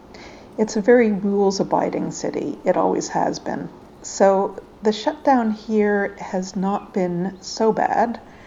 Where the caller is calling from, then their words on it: Ottawa, Ontario, Canada; Greetings from Ottawa, Canada.